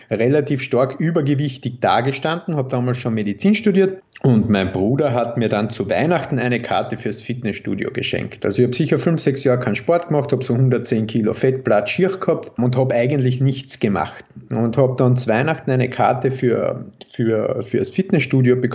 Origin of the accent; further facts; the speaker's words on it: Carinthia, Austria; accent: mix of Carinthian, Styrian and Viennese; Ich komme ursprünglich aus Kärnten und bin so ein steirischer Grenzgänger, sprich, es ist ein bisschen ein Mischmasch aus Kärntnerisch, Steirisch und Wienerisch.